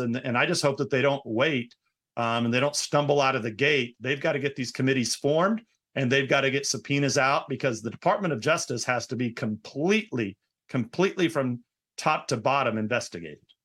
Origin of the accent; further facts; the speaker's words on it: California, United States; also born or lived in Florida; my home state of California, you know, in comparison to my new state of Florida where I spend half my time